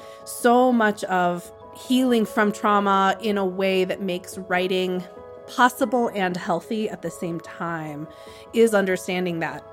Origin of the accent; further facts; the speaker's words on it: Arlington Heights, Illinois, United States; moved away as an adult; also born or lived in Jackson Hole, Wyoming; I grew up in a suburb outside Chicago called Arlington Heights, and I lived with my two parents and three sisters. And in most ways, it was a pretty normalized, upper middle class, white